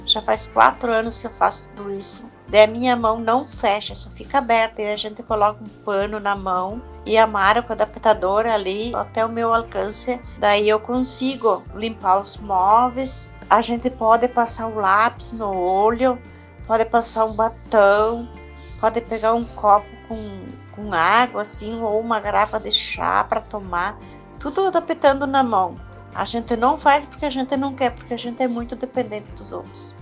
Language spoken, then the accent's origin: Portuguese; Marau, Rio Grande do Sul, Brazil; Sou de Marau, Rio Grande do Sul